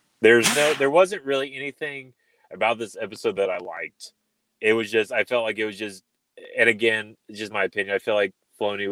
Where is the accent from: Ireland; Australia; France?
Ireland; I'm Irish.